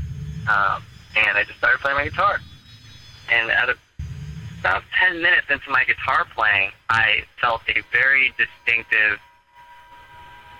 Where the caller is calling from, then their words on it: Philadelphia, Pennsylvania, United States; I'm calling from Philadelphia